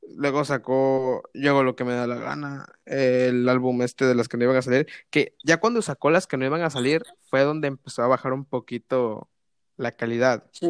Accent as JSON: {"language": "Spanish", "region": "Veracruz", "country": "Mexico", "said": "yo soy de Veracruz"}